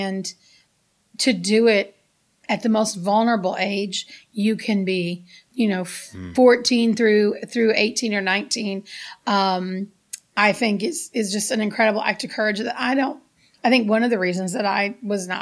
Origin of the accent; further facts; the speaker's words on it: United States; moved away; also born or lived in Gary, Indiana, United States; growing up in the South Side of Chicago, in Gary, Indiana